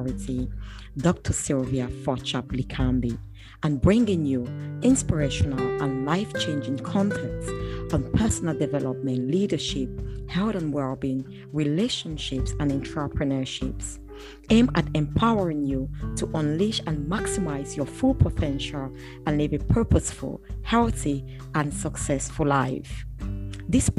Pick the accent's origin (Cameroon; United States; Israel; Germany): Cameroon; English-speaking region of Cameroon, Anglophone Cameroon; now in United Kingdom; I come from Cameroon, as I said before. I'm British Cameroonian. Cameroon is a bilingual nation. I'm from the English-speaking region of Cameroon.